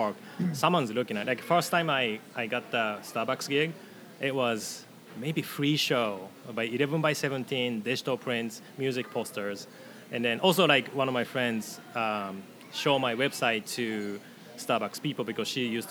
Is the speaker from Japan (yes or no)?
yes; Tokai, Japan; because Edmonds' sister city is Hekinan City, kind of by my hometown in Tokai area.